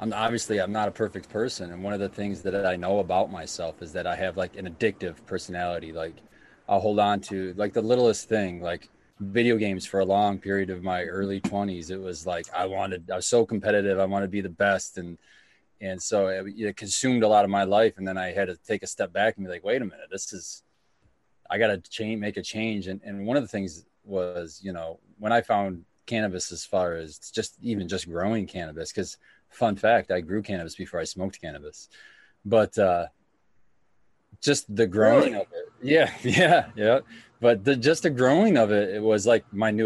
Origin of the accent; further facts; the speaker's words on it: Stockbridge, Michigan, United States; also born or lived in Howell, Michigan / San Antonio, Texas; I was born in Howell, Michigan, and I lived there my early life, and then moved to Stockbridge when I was really young, and that's where I went through all my school